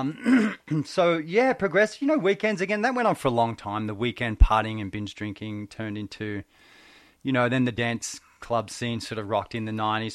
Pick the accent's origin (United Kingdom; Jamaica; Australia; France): Australia; Benalla, Victoria; I grew, I actually grew up in Benalla, Victoria, country